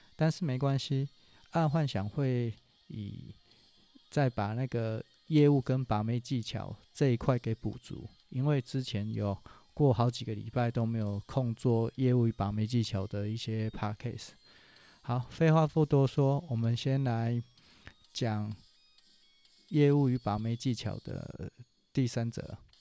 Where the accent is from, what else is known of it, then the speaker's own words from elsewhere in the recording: Taichung, Taiwan; 因为我是中部人